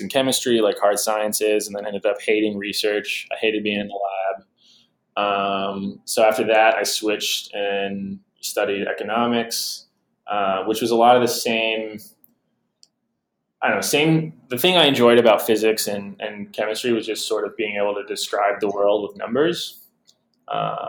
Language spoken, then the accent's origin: English; Portland, Oregon, United States; my hometown team, the Portland Trail Blazers